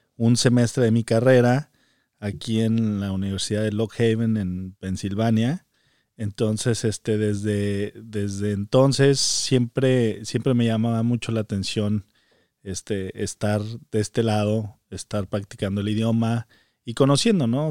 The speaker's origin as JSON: {"language": "Spanish", "region": "Zacatecas", "country": "Mexico", "tie": "born or raised there", "also_born_or_lived": "Mexico City", "moved": "as an adult", "lives_now": "United States", "said": "nací en, México, eh, pero desde muy pequeño mis padres decidieron mudarse a la ciudad de Zacatecas y prácticamente ahí crecí toda mi vida."}